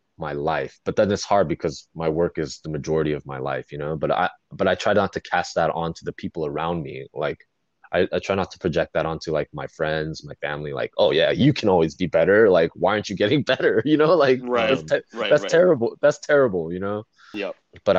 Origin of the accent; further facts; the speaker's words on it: Fountain Valley, California, United States; I grew up in Fountain Valley, relatively small white suburb